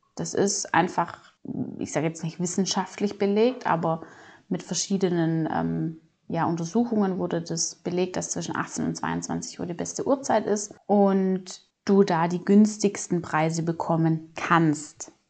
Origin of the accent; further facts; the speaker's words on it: Swabia, Germany; ich komme aus dem Schwabeländle, Schwabenmutter